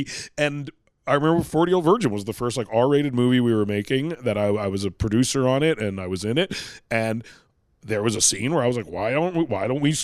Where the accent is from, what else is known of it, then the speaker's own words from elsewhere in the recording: Vancouver, British Columbia, Canada; I'm from Vancouver, British Columbia.